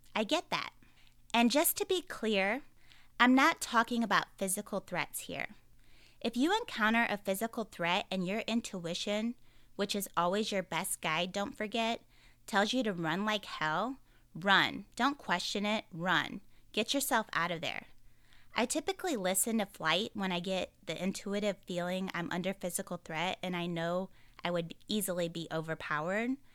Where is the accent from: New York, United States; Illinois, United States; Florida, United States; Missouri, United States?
Missouri, United States; St. Louis; I'm from the Saint Louis area